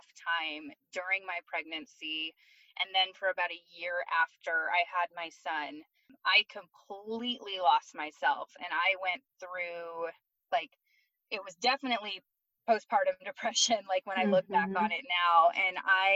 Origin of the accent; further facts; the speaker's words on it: Michigan, United States; moved away as an adult; also born or lived in Florida / Arizona / California; now in Colorado, United States; I'm originally from Michigan. I grew up there my whole life